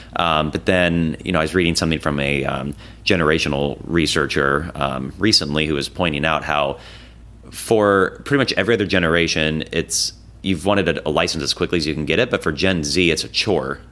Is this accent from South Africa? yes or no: no; Des Moines, Iowa, United States; Des Moines, you know, my hometown